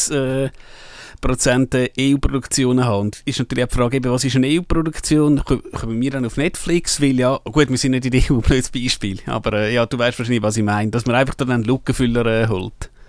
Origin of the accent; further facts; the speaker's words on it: Switzerland; da können wir als Schweizer nicht viel machen.